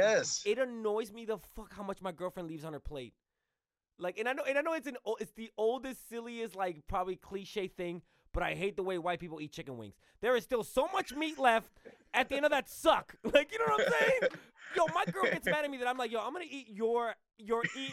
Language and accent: English; New York City, New York, United States; I grew up in New York City too